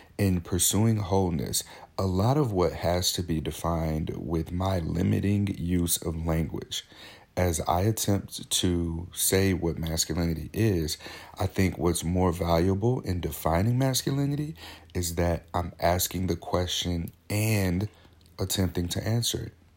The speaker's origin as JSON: {"language": "English", "town": "St. Louis", "region": "Missouri", "country": "United States", "tie": "born or raised there", "moved": "yes", "lives_now": "Portland, United States", "said": "I'm, I'm from Saint Louis, Missouri. I live in Portland, Oregon now. But back home, I was friends with, um, I grew up with, played football"}